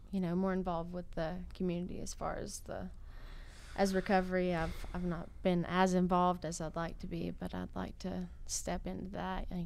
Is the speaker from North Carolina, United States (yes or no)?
yes; Clyde, North Carolina, United States; Well, I am uh, I'm from Clyde